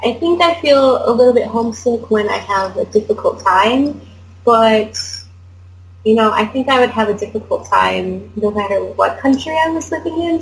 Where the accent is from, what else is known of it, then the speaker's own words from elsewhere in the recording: United States; moved away as an adult; now in South Korea; I'm from the US